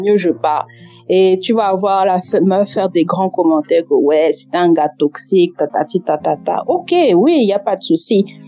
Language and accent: French; France; accent: Cameroonian; moved away as an adult; now in England; je suis née, j'ai grandi en France et que depuis genre maintenant un peu plus de deux ans que je suis en Angleterre.